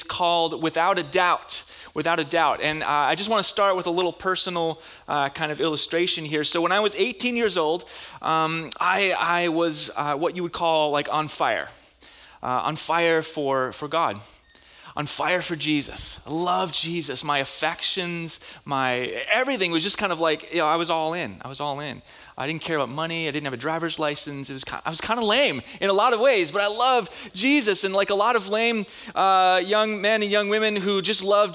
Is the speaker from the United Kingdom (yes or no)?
no; Minnesota, United States; moved away; I was in Bible school back where I grew up in Minnesota